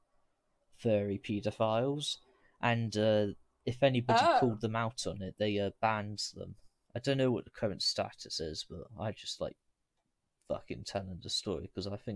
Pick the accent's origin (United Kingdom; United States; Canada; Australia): United Kingdom; I was a bit prideful of being British at that point.